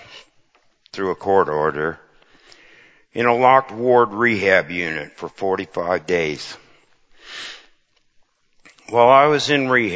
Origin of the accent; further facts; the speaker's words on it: Cedar Falls, Iowa, United States; I grew up in the Cedar Falls, Waterloo area in an ex-farm farmhouse in Cedar Falls.